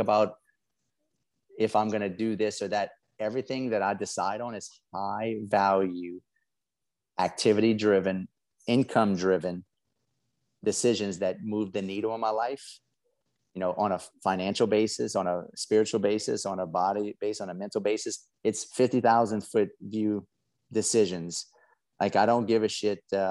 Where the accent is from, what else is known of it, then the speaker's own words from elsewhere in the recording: South Louisiana, United States; I'm from South Louisiana. I got a funny accent. We crawfish and alligators and all that crazy stuff.